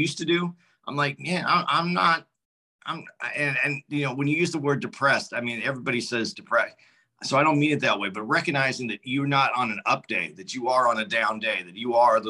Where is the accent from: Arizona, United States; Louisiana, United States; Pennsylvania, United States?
Arizona, United States; moved away as an adult; now in New Jersey, United States; I'm from Arizona. My kids still live in Phoenix and I live in New Jersey now